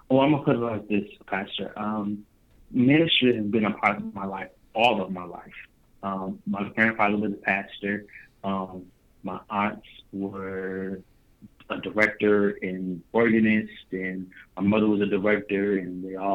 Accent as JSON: {"language": "English", "town": "Dayton", "region": "Ohio", "country": "United States", "tie": "born or raised there", "said": "Hometown, Dayton, Ohio, 937. I've been in Dayton, Ohio all of my life, all 23 years of my life. Uh, born and raised in Dayton"}